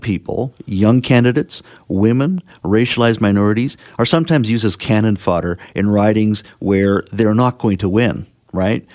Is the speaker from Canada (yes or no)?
yes; Williams Lake, British Columbia, Canada; my hometown of Williams Lake